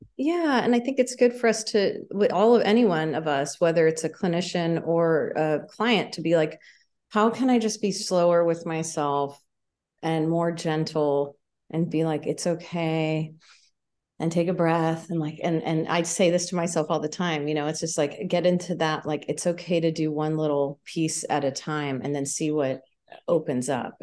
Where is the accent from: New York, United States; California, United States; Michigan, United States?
California, United States; Palo Alto; now in Santa Barbara, United States; I was born in Palo Alto.